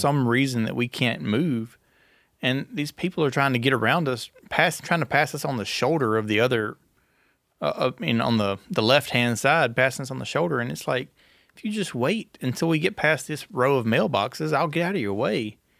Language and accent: English; Gilbert, Louisiana, United States; born or raised there